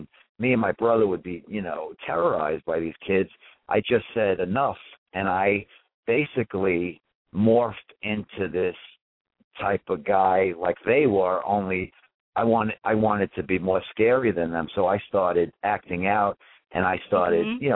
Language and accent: English; New York City, New York, United States; also born or lived in Germany; I grew up in Bensonhurst, Brooklyn